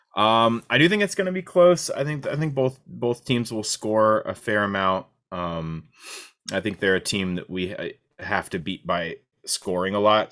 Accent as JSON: {"language": "English", "region": "Kansas", "country": "United States", "moved": "yes", "said": "I'm from Kansas, literally in the smack in the middle of the United States"}